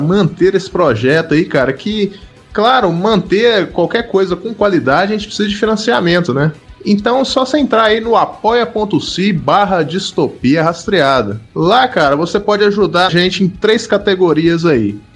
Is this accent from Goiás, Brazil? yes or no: no; Minas Gerais, Brazil; o interior de Minas Gerais aqui, que eu sou mineiro